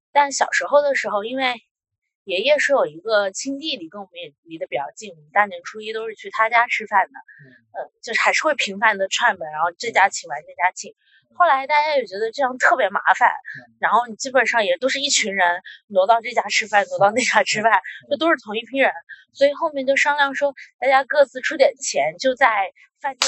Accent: a small town in Jiangsu, China; moved away; 我的老家是江苏那边的一个小镇

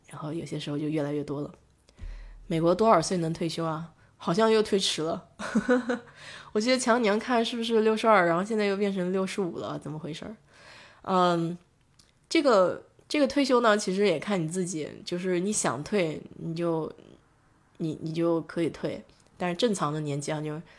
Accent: China; now in Houston, United States; 我们中国人

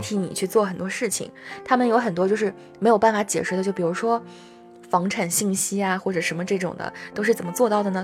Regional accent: China; 我们中国人

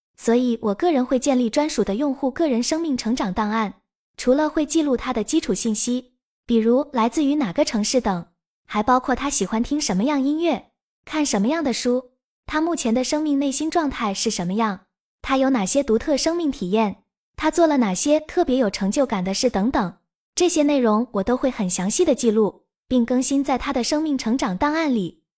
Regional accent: Nanjing, Jiangsu, China; also born or lived in Shanghai; 我是南京人，曾在上海工作了三年

